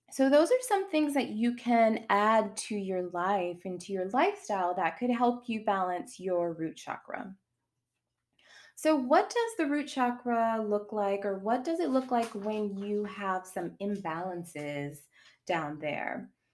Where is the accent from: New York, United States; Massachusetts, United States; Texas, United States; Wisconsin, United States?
Massachusetts, United States; Boston; moved away as an adult; now in Charlotte, United States; I'm from Boston, moved to North Carolina, I'm in Charlotte